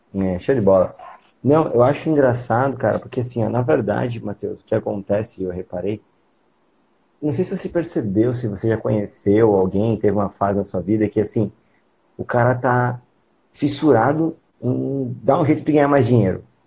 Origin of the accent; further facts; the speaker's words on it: São Paulo, Brazil; now in Santa Catarina, Brazil; quando eu era moleque, eu morava em São Paulo, os meus pais faziam feira